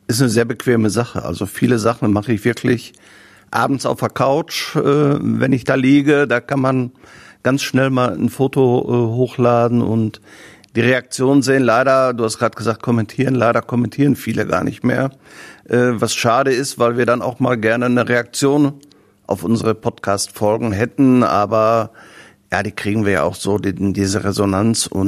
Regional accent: Herne, North Rhine-Westphalia, Germany; Herne, oder beziehungsweise ich bin ja Wanne Eikler Junge, äh, Herne Wanne Eikel ist meine Heimat, weil ich auch die Menschen hier mag.

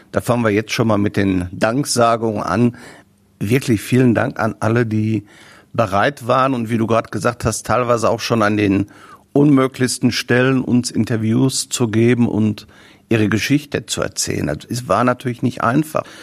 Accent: Herne, North Rhine-Westphalia, Germany; Herne, oder beziehungsweise ich bin ja Wanne Eikler Junge, äh, Herne Wanne Eikel ist meine Heimat, weil ich auch die Menschen hier mag.

